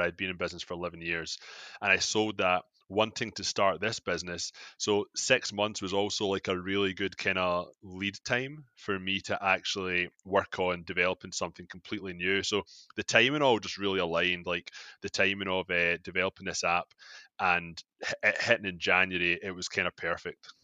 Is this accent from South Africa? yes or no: no; Scotland, United Kingdom; moved away as an adult; now in Toronto, Canada; I'm from Scotland, like, uh, I moved to Canada uh, fourteen years ago